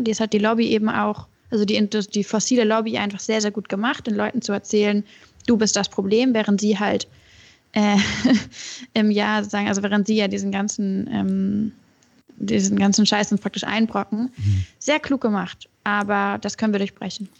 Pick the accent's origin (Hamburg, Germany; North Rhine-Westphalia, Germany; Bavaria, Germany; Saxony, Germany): Hamburg, Germany; moved away as an adult; also born or lived in Göttingen; now in Berlin, Germany; bei mir in, in Hamburg, wo ich aufgewachsen